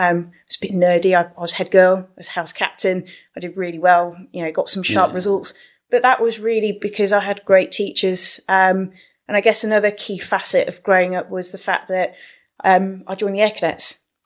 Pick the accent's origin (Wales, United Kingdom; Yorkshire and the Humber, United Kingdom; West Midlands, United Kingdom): Yorkshire and the Humber, United Kingdom; I was born in Yorkshire with a bit of a bang, so very proud of my Yorkshire roots.